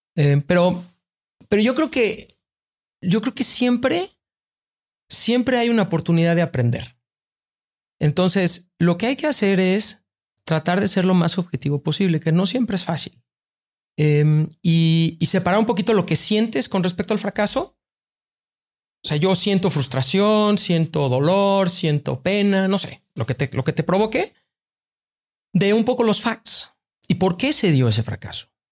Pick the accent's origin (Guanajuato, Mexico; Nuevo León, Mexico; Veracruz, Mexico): Veracruz, Mexico; Tuxpan; moved away as an adult; also born or lived in New York; Yo crecí en Tuxpan eh, y era una vida bien padre